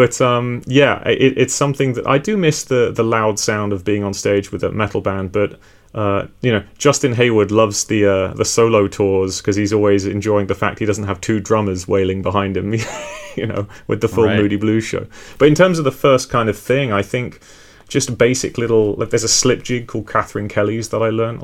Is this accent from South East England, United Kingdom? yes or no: yes; Hampshire, Surrey area, South East England, United Kingdom; moved away as an adult; also born or lived in West Country / Bath; now in Bristol, United Kingdom; I was born in the West Country where I am now, grew up in sort of Hampshire, Surrey area, and then went to university and stayed around the Bath